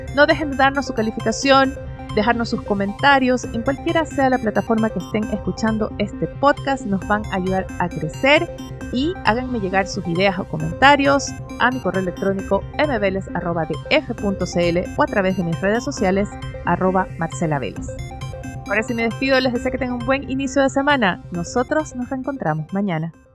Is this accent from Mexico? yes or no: no; Ecuador; moved away; Ecuador está en ello, es mi país de origen, mi familia está ahí